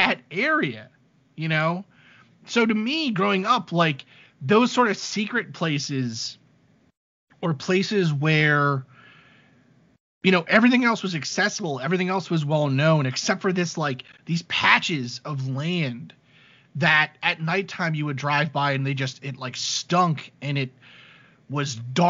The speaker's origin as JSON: {"language": "English", "town": "New York City", "region": "New York", "country": "United States", "tie": "born or raised there", "said": "I grew up in Staten Island, New York"}